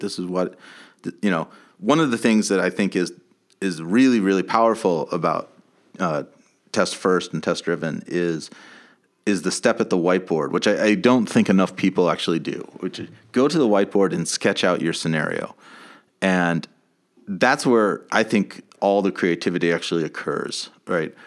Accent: United States; growing up in America

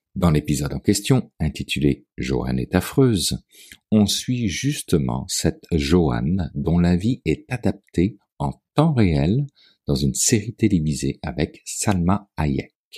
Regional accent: Quebec, Canada; Chez nous, au Québec

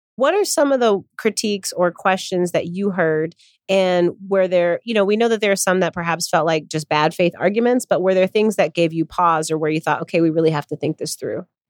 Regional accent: Chicago, Illinois, United States; my hometown, the Windy City, Chicago, Illinois

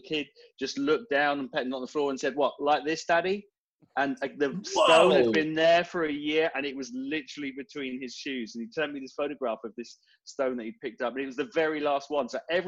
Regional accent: Devon, South West England, United Kingdom; moved away as an adult; now in Portsmouth, United Kingdom; Far southwest of the UK, so down in Devon. Sleepy little city down there, but I settled up here about 20-25 years ago, so this is where I call home.

